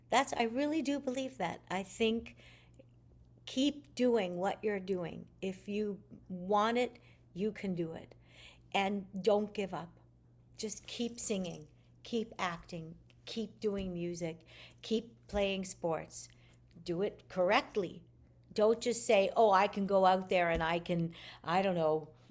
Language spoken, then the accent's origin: English; Montreal, Quebec, Canada; I'm Canadian